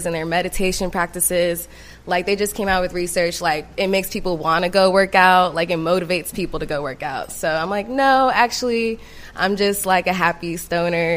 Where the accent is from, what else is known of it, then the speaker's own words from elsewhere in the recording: California, United States; moved away as an adult; also born or lived in Los Angeles, California; now in Atlanta, United States; I went to Spelman out here, but I'm originally from Cali